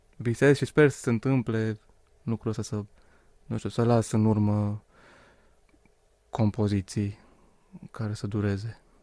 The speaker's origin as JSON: {"language": "Romanian", "town": "Suceava", "region": "Suceava County", "country": "Romania", "tie": "born or raised there", "said": "sunt originar din Suceava"}